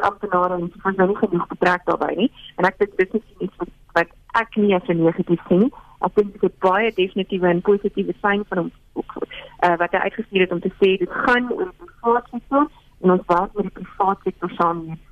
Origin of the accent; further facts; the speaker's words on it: South Africa; ons as Suid-Afrikaners